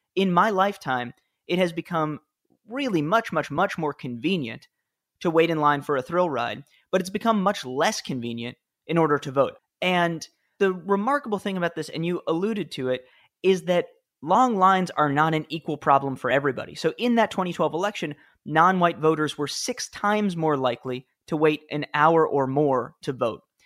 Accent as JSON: {"language": "English", "town": "New York City", "region": "New York", "country": "United States", "tie": "born or raised there", "said": "I grew up in the Upper West Side of Manhattan"}